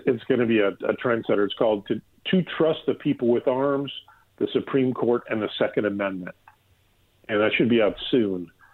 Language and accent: English; Minnesota, United States; my home state of Minnesota